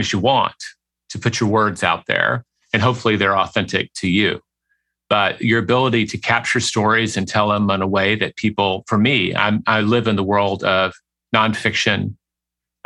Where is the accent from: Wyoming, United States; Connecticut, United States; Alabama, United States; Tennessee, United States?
Tennessee, United States; Memphis; moved away as an adult; also born or lived in Paris; now in Austin, United States; I grew up in Memphis, Tennessee, which is a big small town.